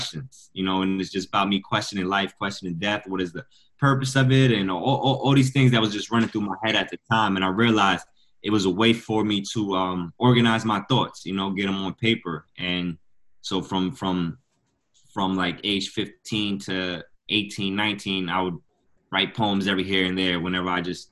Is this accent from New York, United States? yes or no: yes; Westchester County / Rockland County, New York, United States; also born or lived in Peekskill, New York / Bronx, New York; I grew up in Westchester County. Well, I'm originally, I was born in Rockland County